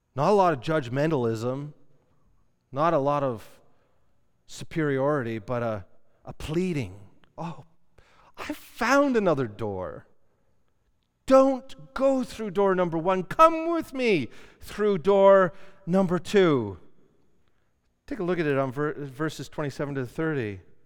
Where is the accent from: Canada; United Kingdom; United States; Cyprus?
Canada; we're Canadian.